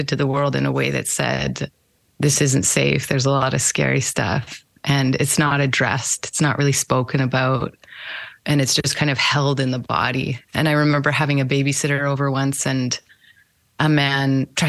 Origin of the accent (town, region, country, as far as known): Winnipeg, Manitoba, Canada; born or raised there; also born or lived in Moose Jaw, Saskatchewan